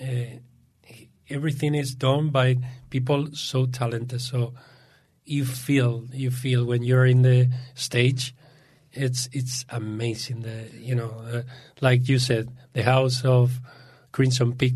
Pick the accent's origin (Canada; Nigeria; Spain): Spain; English is a second language; moved away; I'm from Spain